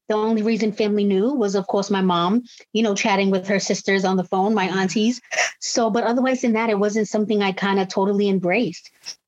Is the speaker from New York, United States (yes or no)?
no; Cambridge, Massachusetts, United States; I'm 36 years old. I'm from Cambridge, Massachusetts